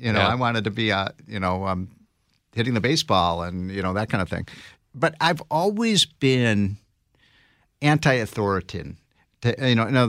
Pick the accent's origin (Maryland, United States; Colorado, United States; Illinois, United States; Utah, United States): Illinois, United States; I grew up in the North Shore area of Chicago, so we used to jump on the L.